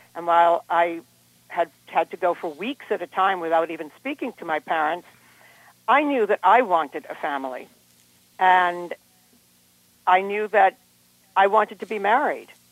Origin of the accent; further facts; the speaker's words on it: Harvard, Massachusetts, United States; also born or lived in Cambridge, Massachusetts; the main house where I grew up out in Harvard, is a Benedictine monastery